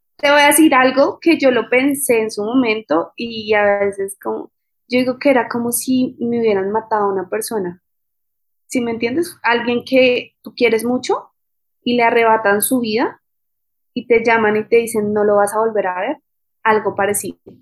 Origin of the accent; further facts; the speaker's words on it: Bogotá, Colombia; moved away as an adult; also born or lived in Australia / United States; soy de Bogotá, Colombia